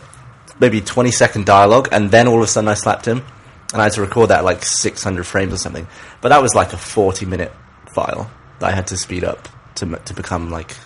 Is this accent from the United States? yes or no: no; England, United Kingdom; So I'm English.